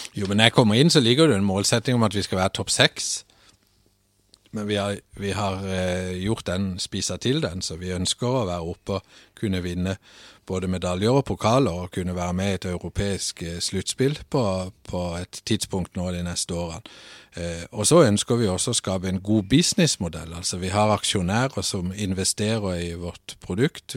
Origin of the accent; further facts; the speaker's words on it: Søgne, Agder, Norway; moved away as an adult; now in Nørresundby, Denmark; Født og opvokset i øh, Søgne, som er ca. 17 km ut forbi Kristiansand.